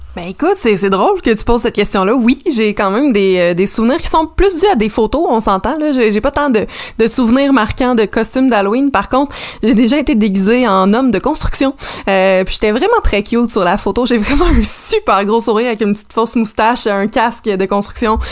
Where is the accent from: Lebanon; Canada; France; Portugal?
Canada; Salaberry-de-Valleyfield, Quebec; j'ai grandi à Valleyfield